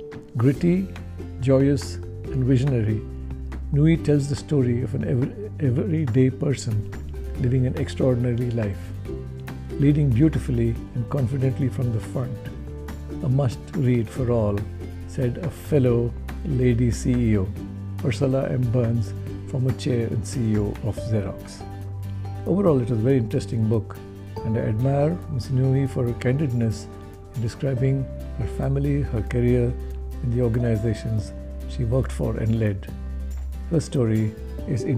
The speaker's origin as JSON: {"language": "English", "region": "Karnataka", "country": "India", "tie": "born or raised there", "said": "my home state of Karnataka"}